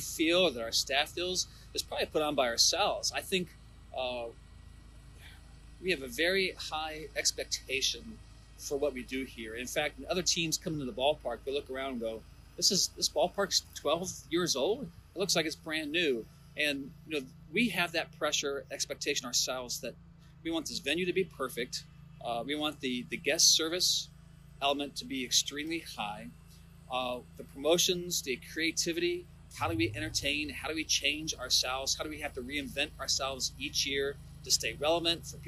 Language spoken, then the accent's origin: English; Ohio, United States; moved away; I grew up in Ohio, went to school at Bowling Green, Ohio